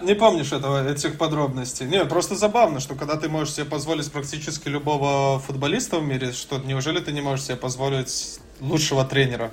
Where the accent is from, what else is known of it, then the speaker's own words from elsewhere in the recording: Belarus; я ж сам из Беларуси